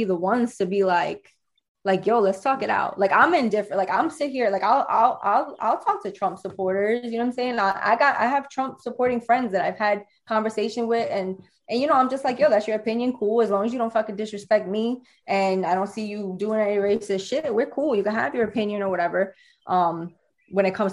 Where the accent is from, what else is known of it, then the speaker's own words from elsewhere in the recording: Hoboken, New Jersey, United States; that's my hometown, and I was born and raised there